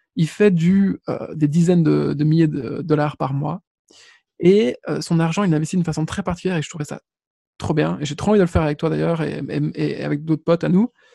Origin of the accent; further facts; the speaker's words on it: Belgium; on est belge